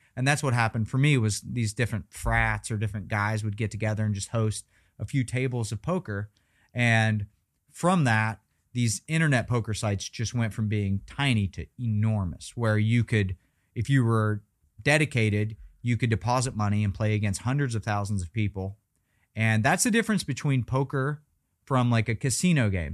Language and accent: English; Weston, West Virginia, United States; moved away as an adult; now in Las Vegas, United States; going back to my hometown